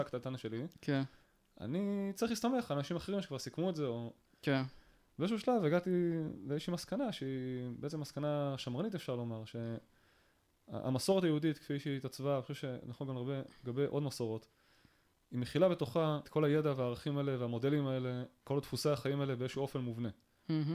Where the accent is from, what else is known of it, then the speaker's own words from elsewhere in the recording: Kiryat Tiv'on, Northern District, Israel; כשאני גדלתי בקריית טבעון בשנות ה-90 פחות או יותר